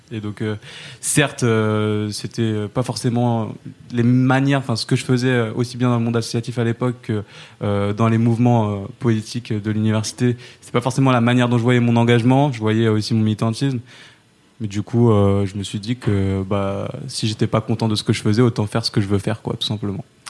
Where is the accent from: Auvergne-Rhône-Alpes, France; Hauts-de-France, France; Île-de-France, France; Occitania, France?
Île-de-France, France; Saint-Denis; j'ai grandi à Saint-Denis